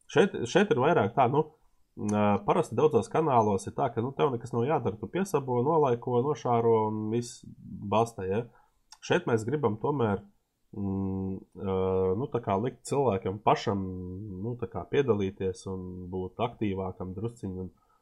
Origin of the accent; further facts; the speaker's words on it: Latvia; esam no Latvijas